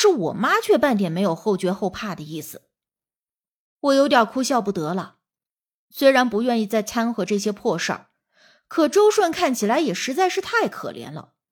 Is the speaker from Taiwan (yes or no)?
no; Northeast China, China; 我们东北人说老儿子就是小儿子的意思，老小就是辈分排行最小的。